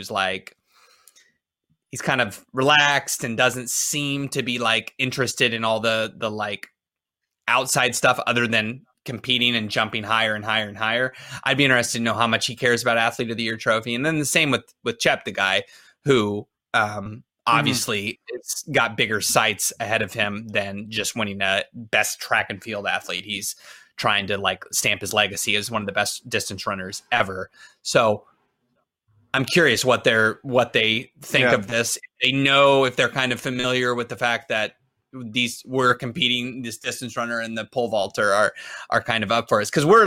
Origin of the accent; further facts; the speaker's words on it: United States; being American